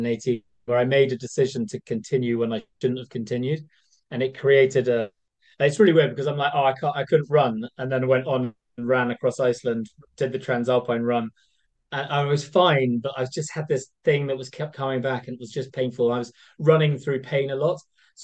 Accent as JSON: {"language": "English", "region": "Scotland", "country": "United Kingdom", "said": "Being Scottish, even though I don't sound it, I spent a lot of time on the west coast of Scotland."}